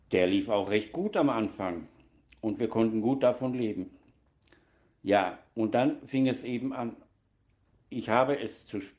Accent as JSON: {"language": "German", "town": "Donaueschingen", "region": "Baden-Württemberg", "country": "Germany", "tie": "born or raised there", "said": "Geboren wurde ich im Dezember 1959 in Donaueschingen und habe dort auch die Schule besucht und bin auf, dort aufgewachsen."}